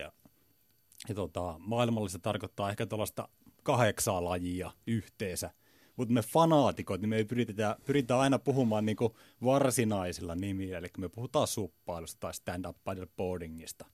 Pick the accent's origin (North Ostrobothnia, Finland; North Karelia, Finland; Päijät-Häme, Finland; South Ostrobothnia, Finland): North Ostrobothnia, Finland; Kalajoki; mä oon merenrannalta kotoisin